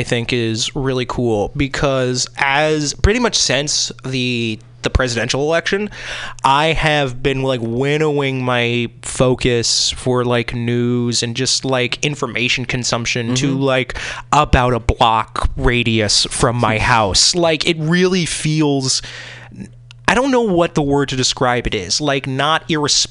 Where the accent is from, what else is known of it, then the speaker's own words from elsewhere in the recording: Northeast, United States; also born or lived in Vermont; now in Seattle, United States; I grew up in the Northeast